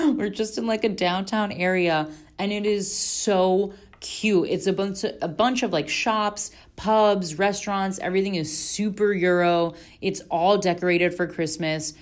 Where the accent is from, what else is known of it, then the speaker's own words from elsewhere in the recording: Florida, United States; we're from Florida, and my mom's Puerto Rican